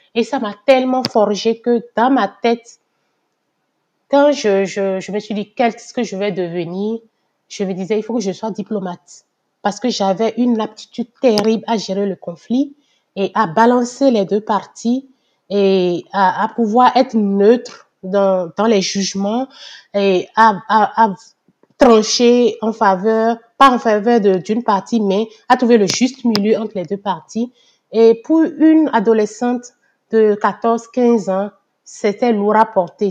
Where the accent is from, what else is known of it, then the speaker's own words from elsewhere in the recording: Benin; moved away as an adult; now in Canada; je suis née, j'ai grandi au Bénin